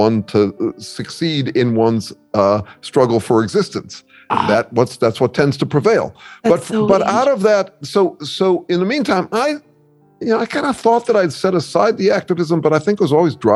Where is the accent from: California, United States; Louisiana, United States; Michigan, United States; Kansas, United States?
California, United States; Mill Valley; I grew up in Mill Valley, California